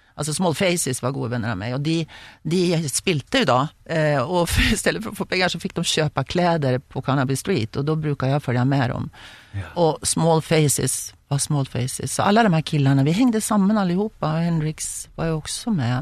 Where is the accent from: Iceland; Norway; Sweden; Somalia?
Sweden; hjemme i Sverige